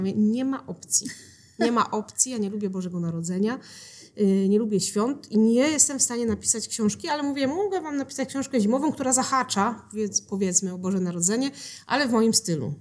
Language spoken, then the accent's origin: Polish; Mysłowice, Silesian Voivodeship, Poland; moved away as an adult; now in Sosnowiec, Poland; A ja się w Mysłowicach urodziłam, w Mysłowicach się wychowałam.